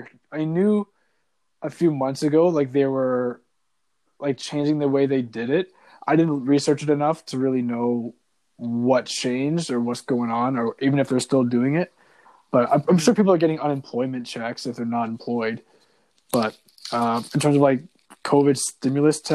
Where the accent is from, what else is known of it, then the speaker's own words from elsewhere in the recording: Canada; as a Canadian